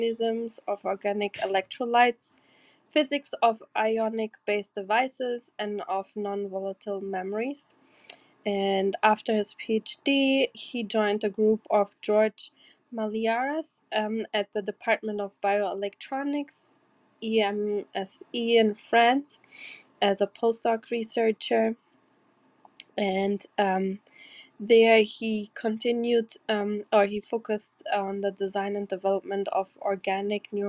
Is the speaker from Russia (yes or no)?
no; Porto, Norte, Portugal; My hometown is Porto